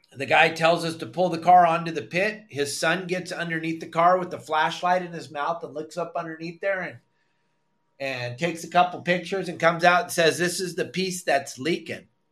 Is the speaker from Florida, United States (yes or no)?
no; San Clemente, California, United States; moved away as an adult; also born or lived in Dana Point / Trabuco Canyon / Fort Lauderdale; now in Cabo San Lucas, Mexico; I grew up in San Clemente and Dana Point